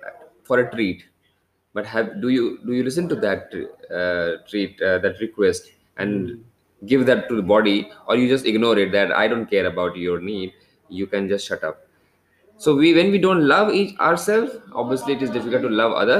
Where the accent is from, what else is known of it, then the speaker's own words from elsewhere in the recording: India; also born or lived in Kolkata; I am basically from India